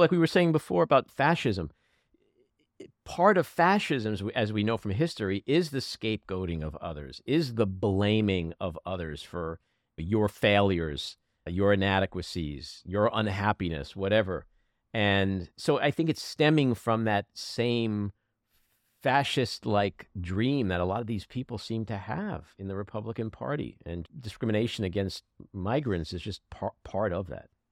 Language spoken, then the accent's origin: English; New York, United States; as a New Yorker and as an American